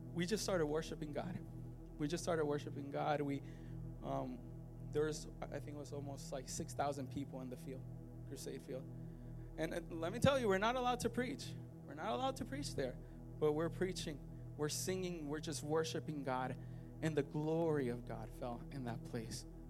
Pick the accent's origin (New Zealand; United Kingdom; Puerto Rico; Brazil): Puerto Rico; I'm Puerto Rican